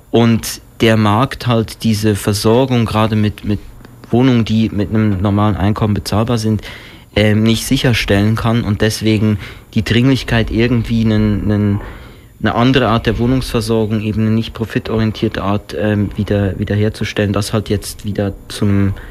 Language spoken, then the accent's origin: German; Switzerland; ich bin selber ursprünglich aus der Schweiz